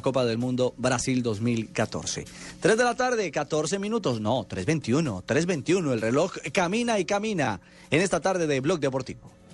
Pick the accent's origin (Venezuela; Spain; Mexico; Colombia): Colombia; nosotros los colombianos